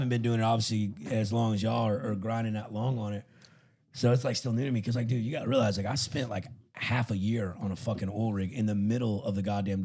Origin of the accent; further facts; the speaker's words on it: the South, United States; I'm from the South and from like that kind of background